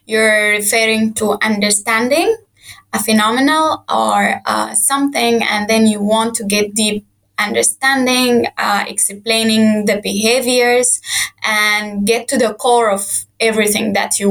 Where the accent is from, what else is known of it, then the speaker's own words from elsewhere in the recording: Sudan; moved away as an adult; I am from Sudan. I studied there my whole life